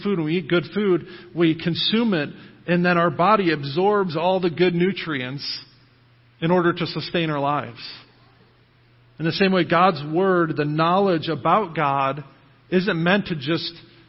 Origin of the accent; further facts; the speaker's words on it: United States; as American Christians